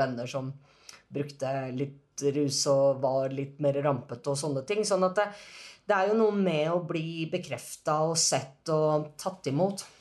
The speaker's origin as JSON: {"language": "Norwegian", "country": "Norway", "said": "jeg er jo norsk"}